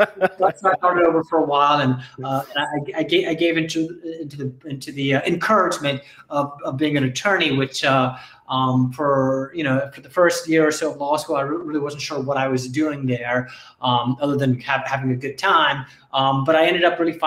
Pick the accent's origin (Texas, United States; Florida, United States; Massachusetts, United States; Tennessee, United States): Florida, United States; Jacksonville; also born or lived in Colorado / Gainesville, Florida; now in Miami Beach, United States; I grew up in Jacksonville, Florida.